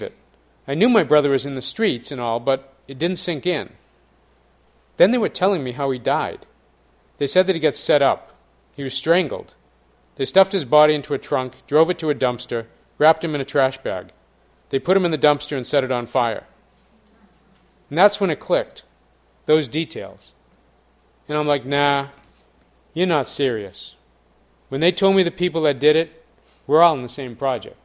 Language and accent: English; Boston, Massachusetts, United States; my hometown of Boston